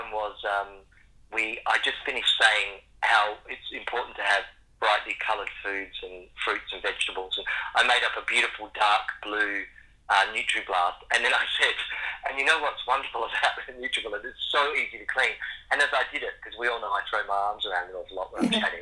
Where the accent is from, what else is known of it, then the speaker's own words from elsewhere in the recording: Western Australia, Australia; moved away; also born or lived in Sydney / London; I grew up in Western Australia and I was in nature an awful lot. But then as my life's gone on and I've lived in bigger cities in Sydney